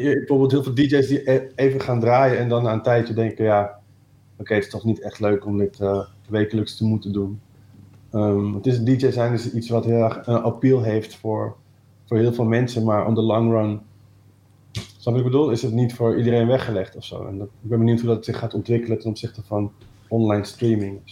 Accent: Amersfoort, Utrecht, Netherlands; also born or lived in Breda; Ja, ik ben geboren in Breda, maar op oh. derde naar Amersfoort verhuisd. Eh, dus ik ben wel echt opgegroeid daar

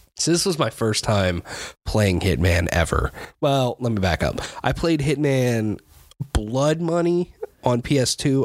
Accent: United States; I'm an American

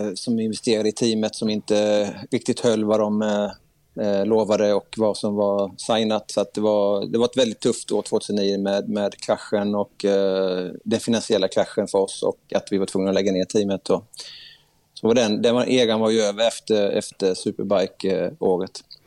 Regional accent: Sweden; Där jag kom in som svensk

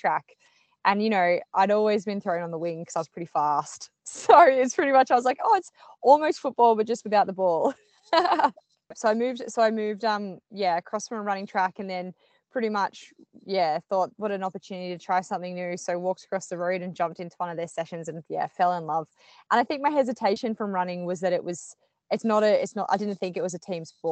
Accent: Australia; also born or lived in Melbourne, Australia / United Kingdom / United States; I'm Australian. I live in Melbourne, Australia, traditionally

